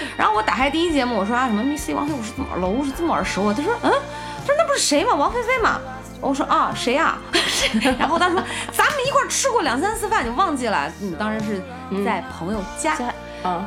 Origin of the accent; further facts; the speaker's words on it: Qingdao, Shandong, China; 我是青岛人